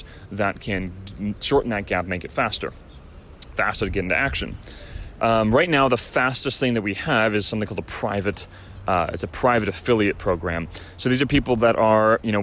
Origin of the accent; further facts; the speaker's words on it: Chicago, Illinois, United States; now in Southern California, United States; I'm from Chicago